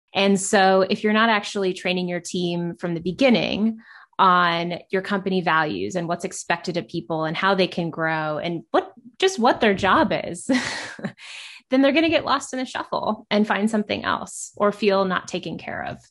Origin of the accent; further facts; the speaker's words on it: Kansas City, Missouri, United States; I grew up in Kansas City and grew up in the restaurant industry